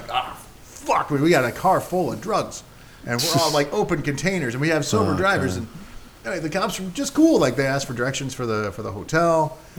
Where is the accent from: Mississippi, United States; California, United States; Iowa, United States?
Iowa, United States; Iowa City; I grew up in Iowa City. Actually, I want to say real quick. So when we were growing up in Iowa City, college town